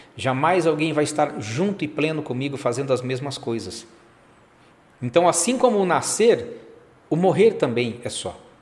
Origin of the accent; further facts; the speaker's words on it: São José do Rio Preto, São Paulo, Brazil; eu que sou aqui de São José do Rio Preto, interior de São Paulo